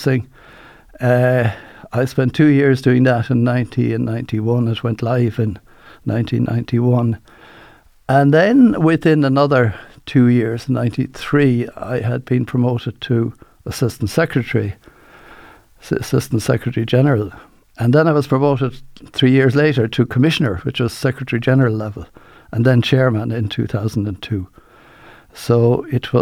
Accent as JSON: {"language": "English", "town": "Waterford", "region": "Munster", "country": "Ireland", "said": "I'm from Waterford"}